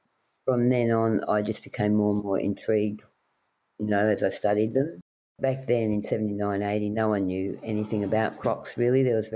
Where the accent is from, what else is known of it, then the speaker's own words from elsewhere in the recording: near Deniliquin, southwestern New South Wales, Australia; I grew up in southwestern New South Wales on the land on 2,000 acres near Deniliquin in New South Wales